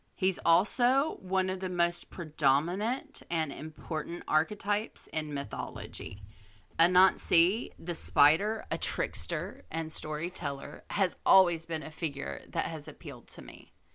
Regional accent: Southern United States, United States; as a Southerner who is in love with Charleston, South Carolina

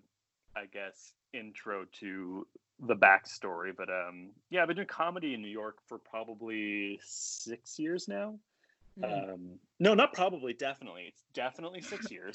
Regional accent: a reservation south of Montreal, Quebec, Canada; moved away; I grew up on a reservation south of Montreal in Canada.

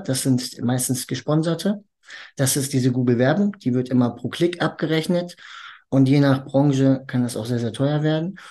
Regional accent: Hagen, North Rhine-Westphalia, Germany; moved away as an adult; now in Dortmund, Germany; ich bin eigentlich ursprünglich in Hagen geboren

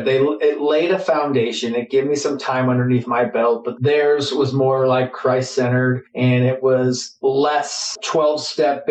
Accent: Phoenix, Arizona, United States; I grew up here in Phoenix, Arizona

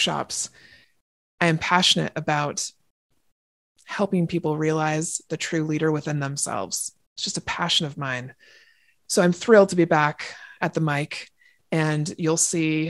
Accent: Seattle, Washington, United States; now in Everett, United States; I am from Seattle, Washington, born and raised. I now live in Everett, Washington, just north of Seattle

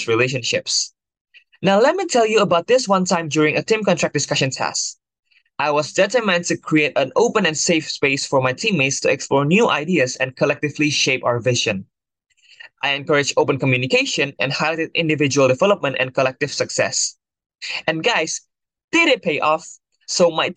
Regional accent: Jakarta, Indonesia; moved away; I'm originally from Jakarta, Indonesia

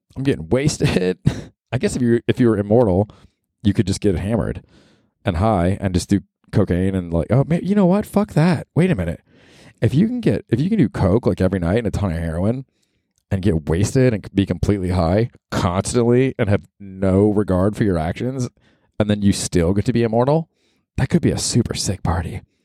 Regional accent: Tampa, Florida, United States; now in New York, United States; I grew up in Tampa, Florida.

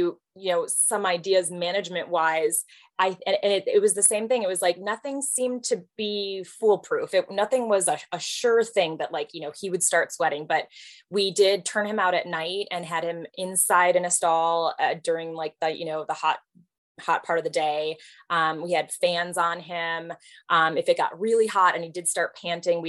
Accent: Michigan, United States; now in Texas, United States; born and raised in Michigan

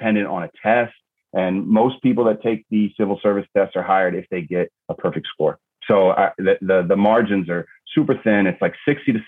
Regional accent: New York City, New York, United States; 9/11 happened in my hometown, in my backyard

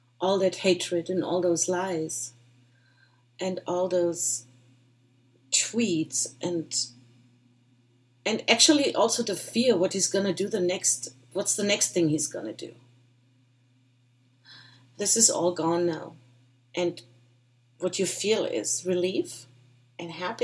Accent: Germany; now in United States; I was born and raised in Germany

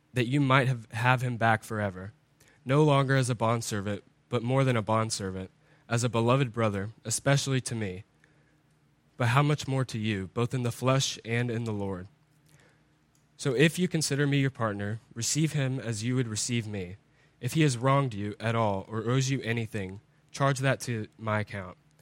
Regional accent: United States; as Americans, as English-speaking people

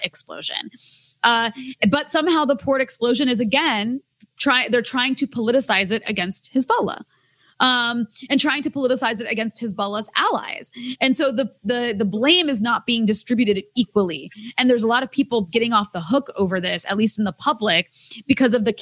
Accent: United States; moved away as an adult; now in Lebanon; I'm American

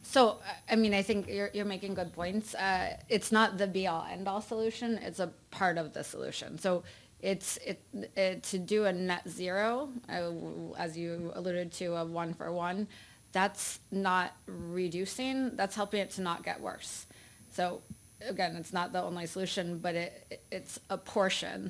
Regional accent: Iowa, United States; I grew up in Iowa

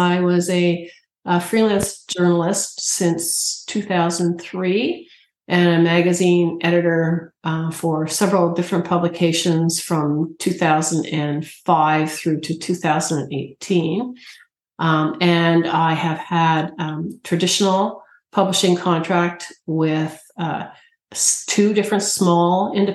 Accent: Canada; as a Canadian

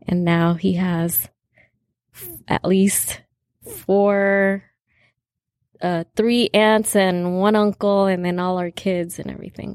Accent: California, United States; I was born in California

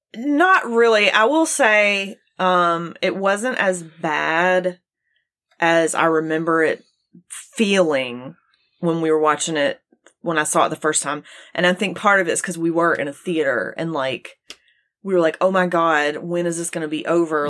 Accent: Gulf Coast, United States; I grew up near the Gulf Coast

